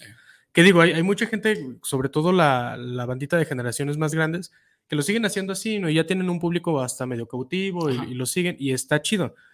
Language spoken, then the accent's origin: Spanish; Guadalajara, Jalisco, Mexico; yo soy de aquí de Guadalajara. Yo normalmente digo que soy casi, casi igual de tapateo que el tejuino, porque nací muy cerca del centro y crecí también muy cerca del centro.